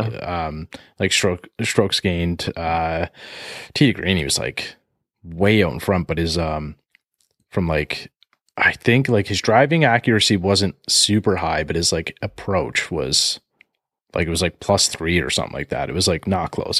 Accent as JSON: {"language": "English", "country": "Canada", "said": "we're Canadian here"}